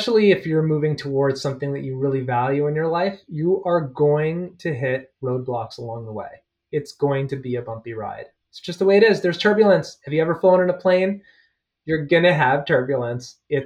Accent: Toronto, Ontario, Canada; moved away; I grew up at Bathurst and Eglinton. Forest Hill

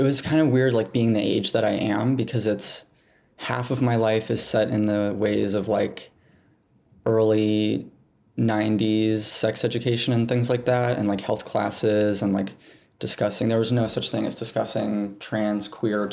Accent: Montana, United States; growing up in Montana

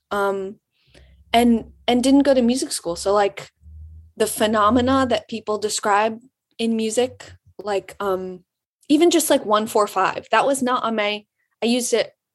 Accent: Birmingham, Michigan, United States; moved away as an adult; now in Ann Arbor, United States; I'm from um, Birmingham, Michigan

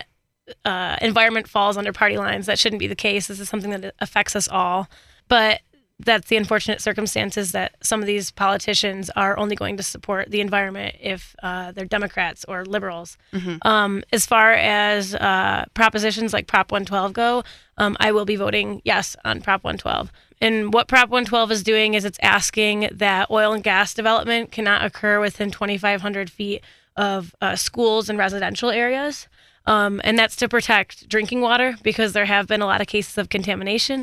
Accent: Michigan, United States; now in Colorado, United States; I'm originally from Michigan

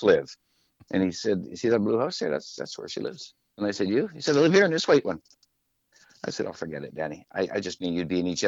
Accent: Saskatchewan, Canada; first language French; English is a second language; now in Victoria, Canada; I'm a Saskatchewan boy

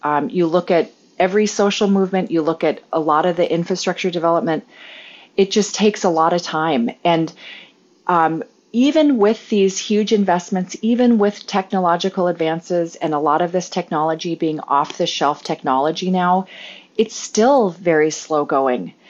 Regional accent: Alaska, United States; most of our houses in rural Alaska are, uh, heated by stove oil.

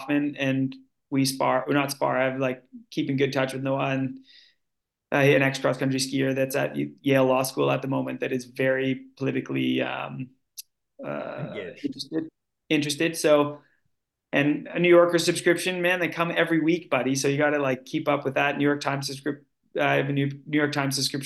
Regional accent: Canada; now in Norway; I'm Canadian

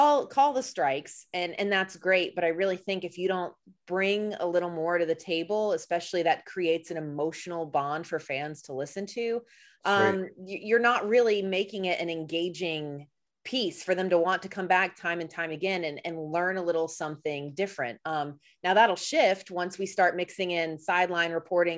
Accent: outside of Atlanta, Georgia, United States; And so we grew up outside of Atlanta.

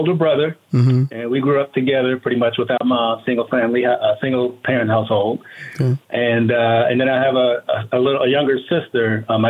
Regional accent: Washington, District of Columbia, United States; moved away as an adult; also born or lived in Bowie, Maryland; now in Las Vegas, United States; I'm from Washington, D.C., born and raised. Mm. Most recently, I was in Bowie, Maryland for the 20 years right before I moved here, which was about 4.5 years ago.

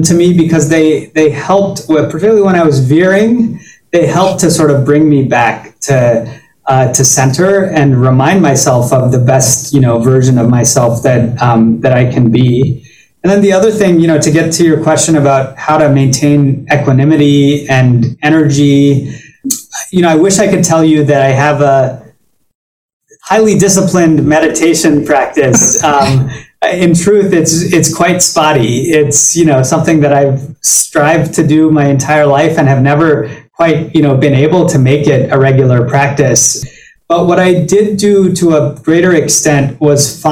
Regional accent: Baton Rouge, Louisiana, United States; moved away as an adult; now in New York City, United States; I grew up in Baton Rouge

